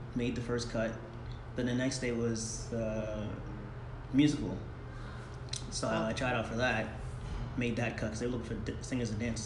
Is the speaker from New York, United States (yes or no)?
yes; Long Island, New York, United States; born and raised in New York